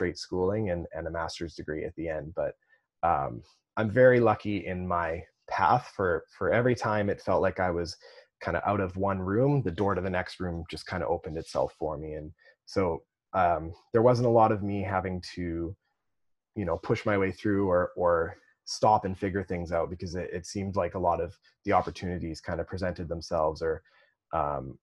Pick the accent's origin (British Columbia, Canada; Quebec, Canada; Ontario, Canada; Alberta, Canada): British Columbia, Canada; Kelowna; also born or lived in North Vancouver; I grew up in Kelowna